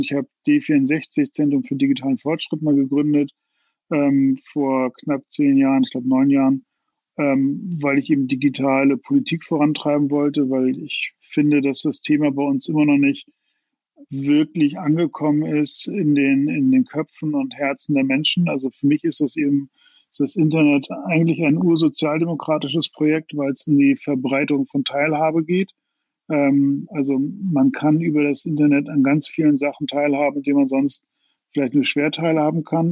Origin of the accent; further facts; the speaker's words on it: Mölln, Schleswig-Holstein, Germany; also born or lived in Iowa, United States; ein Hashtag wäre sicherlich äh, Norddeutsch. Ähm, also ich komme aus Mölln